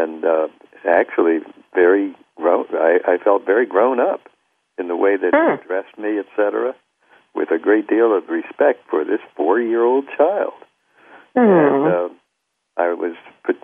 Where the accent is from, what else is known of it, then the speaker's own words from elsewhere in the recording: Wilmington, Delaware, United States; I had a hero who was a black doctor in my hometown of Wilmington, Delaware.